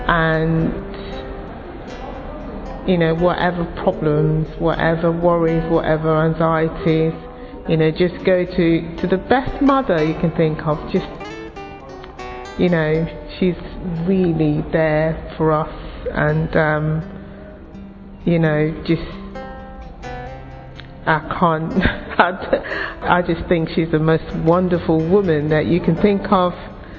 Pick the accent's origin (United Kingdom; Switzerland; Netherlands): United Kingdom; England; I'm Nigerian by origin, but born and bred in England.